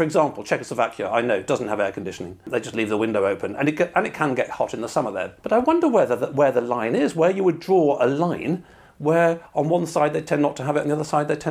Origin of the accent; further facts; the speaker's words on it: United Kingdom; me being British